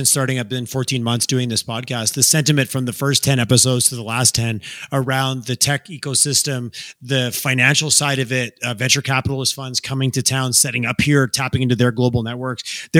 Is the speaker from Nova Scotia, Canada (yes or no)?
no; Montreal, Quebec, Canada; moved away as an adult; now in Calgary, Canada; growing up in Montreal